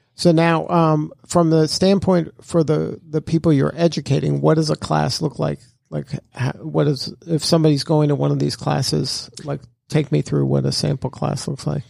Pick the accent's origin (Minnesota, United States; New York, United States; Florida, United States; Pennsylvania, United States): Florida, United States; Miami; I'm from Miami